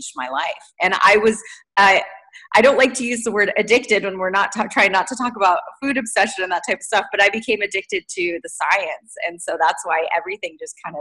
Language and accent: English; Southern California, United States; moved away as an adult; now in Pacific Northwest, United States; I grew up in Southern California